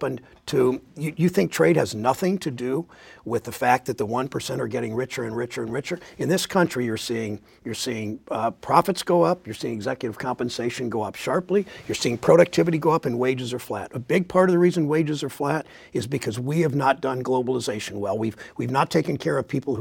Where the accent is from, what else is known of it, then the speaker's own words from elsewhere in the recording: Mansfield, Ohio, United States; Mansfield, my hometown